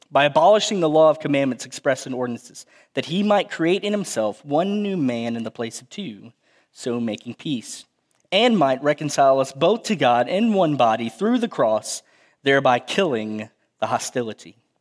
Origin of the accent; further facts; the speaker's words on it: Cuero, Texas, United States; I grew up in South Texas, home of the fighting gobblers in Cuervo, Texas